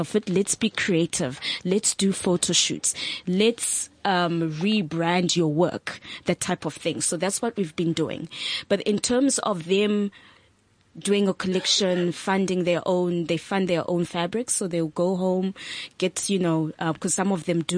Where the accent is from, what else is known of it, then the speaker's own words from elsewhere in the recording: Zimbabwe; now in South Africa; I'm not South African, I'm Zimbabwean